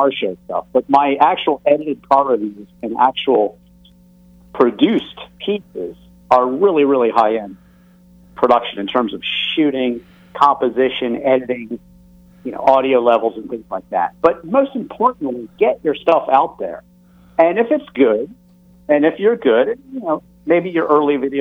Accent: Alexandria, Virginia, United States; I grew up in Alexandria, Virginia

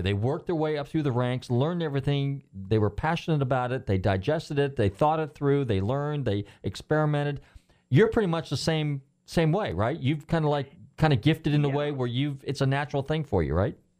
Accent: California, United States; now in Largo, United States; I'm from California originally.

